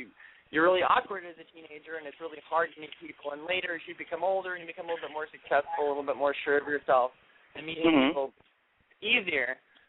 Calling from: Highland Park, United States; from Highland Park.

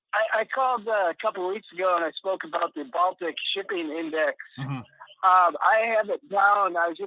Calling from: Mexico; Hey, Mike, this is … in Yashkabah, Mexico.

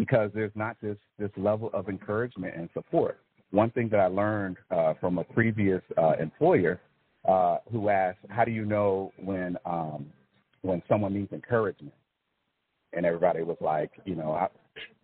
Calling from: Fayetteville, Georgia, United States; I am calling from Fayetteville, Georgia.

